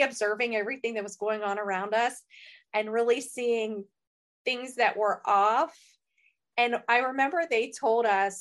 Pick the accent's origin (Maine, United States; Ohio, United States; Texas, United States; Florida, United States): Ohio, United States; we're from Ohio. We're small town girls